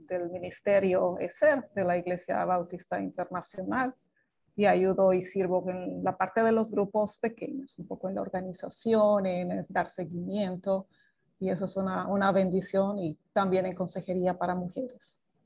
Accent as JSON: {"language": "Spanish", "country": "Bolivia", "moved": "as an adult", "lives_now": "Dominican Republic", "said": "soy boliviana, pero hace 25 que vivo en Dominicana"}